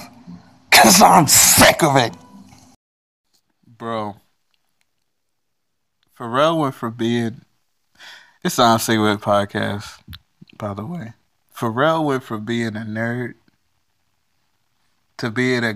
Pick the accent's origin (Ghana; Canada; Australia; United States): United States; Virginia; I'm from Virginia